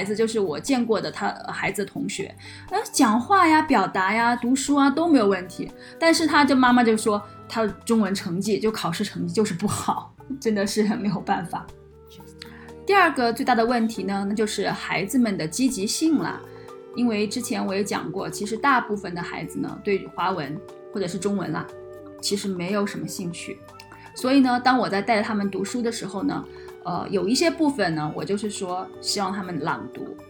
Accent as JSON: {"language": "Chinese", "country": "China", "said": "口音还是很不一样，因为我是从大陆来的嘛，然后他是从台湾来的。"}